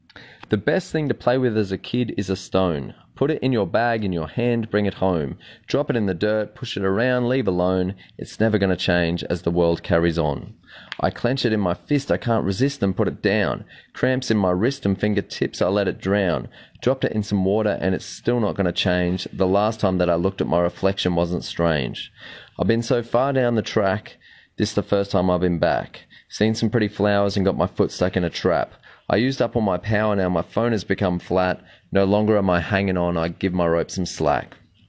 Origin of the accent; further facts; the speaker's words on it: Australia; I'm a father and loving husband of a small family of four, and I'm from Australia. You might be able to tell with the accent there.